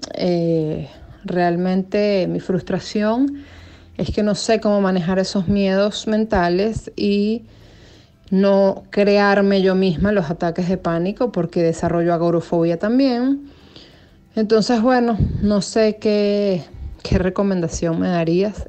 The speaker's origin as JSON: {"language": "Spanish", "country": "Venezuela", "said": "Yo soy venezolana, tengo 36 años"}